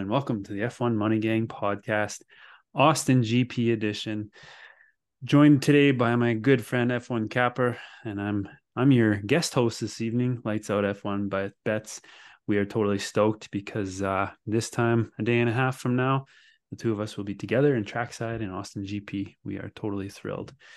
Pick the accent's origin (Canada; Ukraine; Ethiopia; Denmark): Canada; as a Canadian